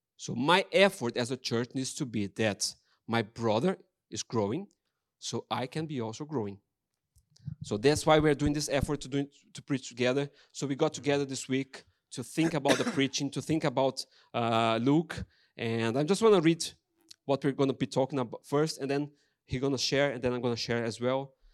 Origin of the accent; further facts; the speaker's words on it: Brazil; English is a second language; moved away as an adult; now in Ross-on-Wye, United Kingdom; I'm Brazilian